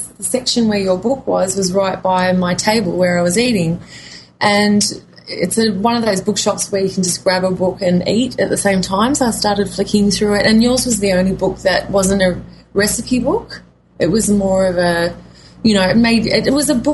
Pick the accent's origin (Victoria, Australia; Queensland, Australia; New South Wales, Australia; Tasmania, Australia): New South Wales, Australia; east coast of; also born or lived in Coffs Harbour; I come from Australia, the east coast of New South Wales